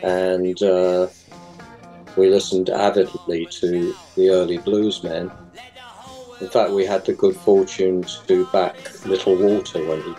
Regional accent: London, United Kingdom; I'm from London, and it's all...

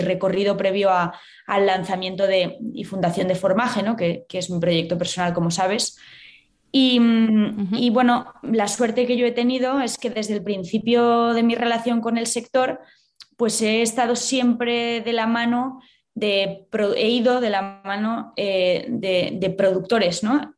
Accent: Valladolid, Castile and León, Spain; moved away as an adult; also born or lived in Madrid / London; yo soy de Valladolid

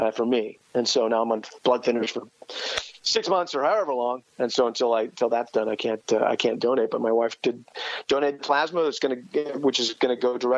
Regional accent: East Coast, United States; now in Manhattan, Kansas, United States; I'm from the East Coast originally

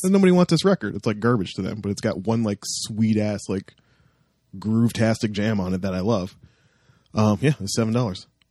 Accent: Toronto, Ontario, Canada; I'm from Toronto

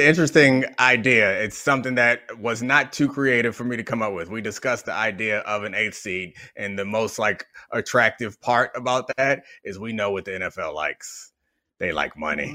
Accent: Baltimore, Maryland, United States; I grew up in Baltimore

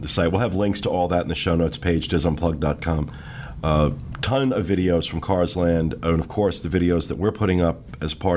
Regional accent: Asbury Park, New Jersey, United States; moved away; I grew up on the Jersey Shore

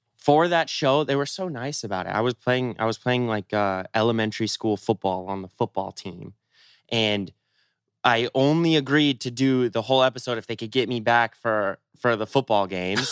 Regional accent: Seattle, Washington, United States; I grew up in Seattle

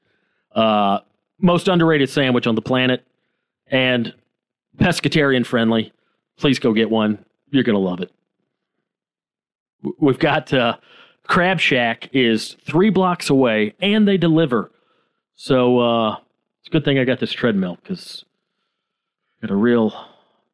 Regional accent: Georgia, United States; moved away as an adult; now in Los Angeles, United States; I'm from Georgia

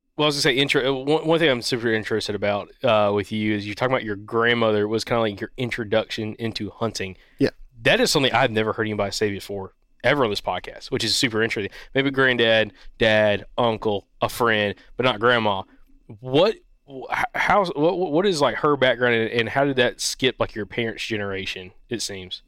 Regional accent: Southeast, United States; we're born and raised in the Southeast

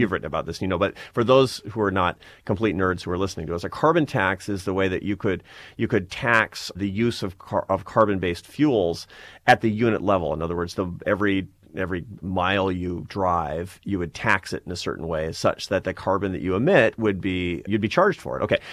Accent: Seattle, Washington, United States; moved away; I'm from Seattle, Washington. I'm from a, a liberal Democratic family in Seattle, Washington

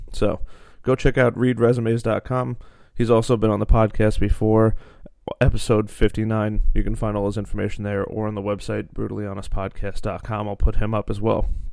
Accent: Long Island, New York, United States; we're from Long Island

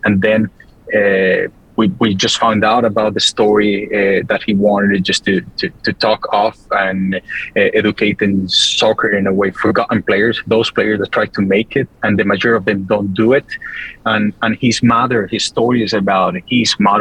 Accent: Colombia; being South American, Colombian

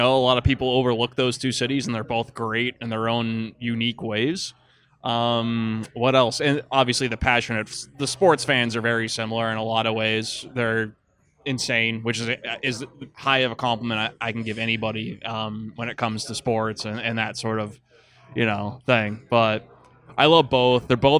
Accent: Pittsburgh, Pennsylvania, United States; now in Buffalo, United States; Yeah, or I came from Pittsburgh and that's the exact same.

